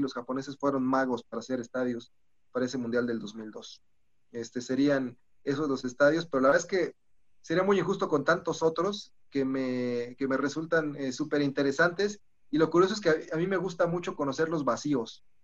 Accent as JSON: {"language": "Spanish", "town": "Celaya", "region": "Guanajuato", "country": "Mexico", "tie": "born or raised there", "said": "yo nací en Celaya, entonces también tengo como corazón celayense"}